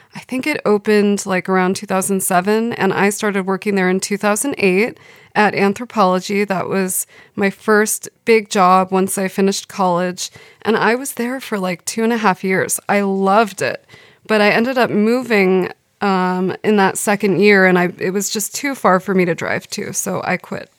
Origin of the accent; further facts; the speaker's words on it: Los Angeles, California, United States; moved away as an adult; now in Sweden; I grew up in Valley Village, which is a part of Studio City, which is in the San Fernando Valley